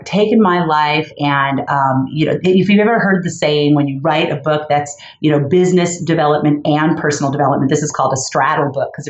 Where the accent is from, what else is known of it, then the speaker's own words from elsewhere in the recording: Los Angeles, California, United States; I grew up in Los Angeles in Canoga Park, you know, just a little like a modest area.